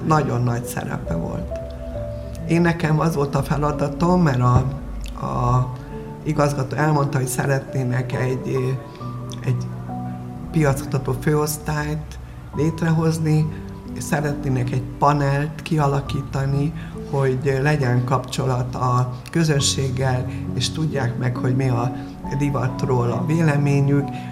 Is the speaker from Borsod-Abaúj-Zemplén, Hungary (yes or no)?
yes; Miskolc, Borsod-Abaúj-Zemplén, Hungary; also born or lived in Lillafüred; Én Lilafüreden születtem, Miskolcon, eh, töltöttem a gyönyörű ifjúságomat, a gimnáziumomat